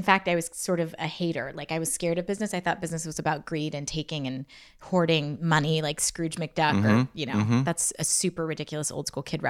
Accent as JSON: {"language": "English", "region": "Pennsylvania", "country": "United States", "tie": "born or raised there", "said": "I grew up in Pennsylvania, in Western Pennsylvania. I was born in Oil City, Pennsylvania."}